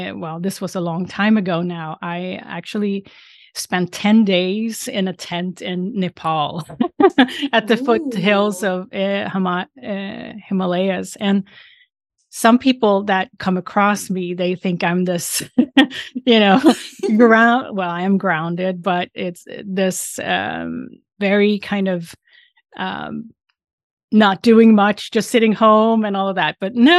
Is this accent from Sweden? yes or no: yes; Sweden; English is a second language; now in United States; And I'm originally from Sweden. And I live now outside Boston on the East Coast in the United States.